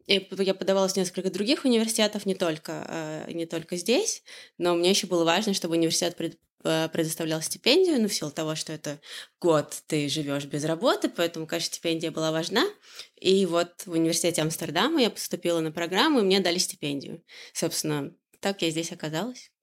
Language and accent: Russian; Orenburg Oblast, Russia; moved away as an adult; also born or lived in Moscow; now in Amsterdam, Netherlands; Я из Оренбургской области, но э, переехала в Москву э, учиться в университете